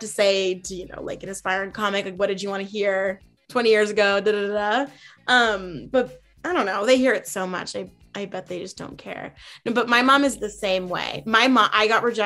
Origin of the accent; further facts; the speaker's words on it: Massachusetts, United States; we're from Massachusetts